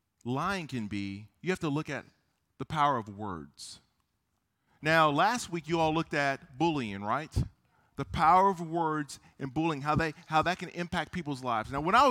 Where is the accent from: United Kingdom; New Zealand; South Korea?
South Korea; born there; I was born in Korea. I'm half Korean. My mom was Korean.